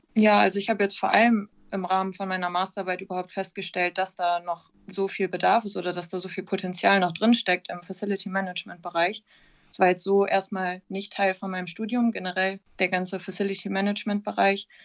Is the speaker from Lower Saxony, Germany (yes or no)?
yes; Wilhelmshaven, Lower Saxony, Germany; also born or lived in Oldenburg; ich komme ursprünglich aus Wilhelmshaven